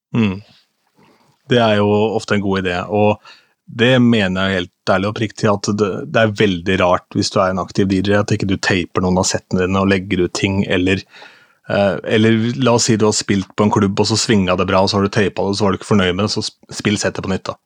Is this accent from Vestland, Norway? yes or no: no; Askim, Østfold, Norway; hjemme i Askim, der jeg kommer fra